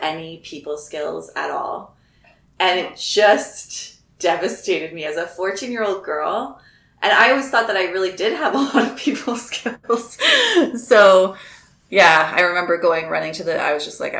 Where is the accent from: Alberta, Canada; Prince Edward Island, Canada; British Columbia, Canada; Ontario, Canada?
Ontario, Canada; also born or lived in Nova Scotia; I was originally born in Nova Scotia, and I moved to Ontario when I was about six, and I live in Kitchener, Ontario